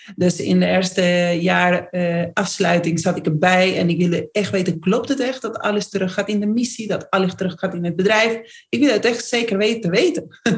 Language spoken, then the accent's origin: Dutch; Argentina; accent: Argentine; Dutch is a second language; moved away as an adult; now in Netherlands; ik ben Argentijns, dus hoor je gelijk aan mijn accent.